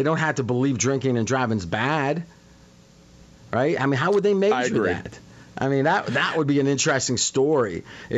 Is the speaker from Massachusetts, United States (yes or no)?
no; Ohio, United States; where I grew up in Ohio